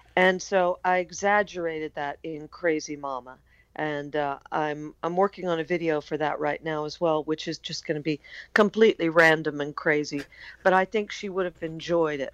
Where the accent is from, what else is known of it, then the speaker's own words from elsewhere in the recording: United States; I'm American